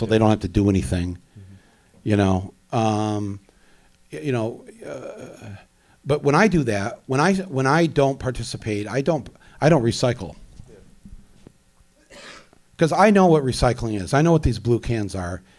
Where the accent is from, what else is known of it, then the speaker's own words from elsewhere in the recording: Midwest, United States; now in New York, United States; I come from the Midwest um, uh, and I come from a working class family